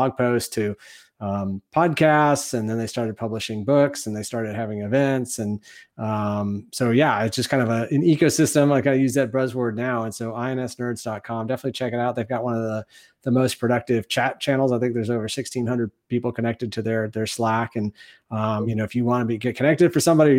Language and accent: English; Ann Arbor, Michigan, United States; moved away as an adult; now in San Antonio, United States; Born and raised in Michigan, went to high school in Ann Arbor